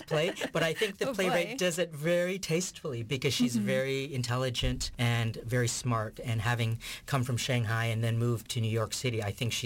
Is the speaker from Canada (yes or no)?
yes; Vancouver, British Columbia, Canada; I was actually born and raised in Vancouver